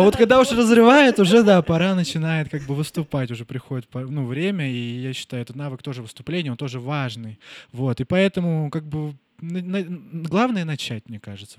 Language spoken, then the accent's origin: Russian; Nizhnevartovsk, Khanty-Mansi Autonomous Okrug, Russia; moved away as an adult; я вернулся к себе в родной город, Нижневартовск, Сибирь